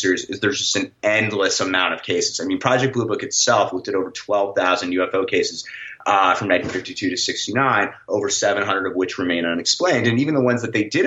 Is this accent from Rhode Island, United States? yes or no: no; New York City, New York, United States; I grew up in New York City